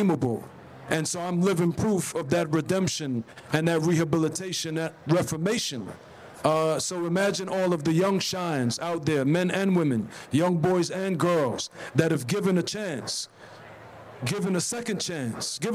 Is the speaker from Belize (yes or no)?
yes; Belize City, Belize District, Belize; moved away; also born or lived in Brooklyn, New York, United States; I grew up on the south side of Belize City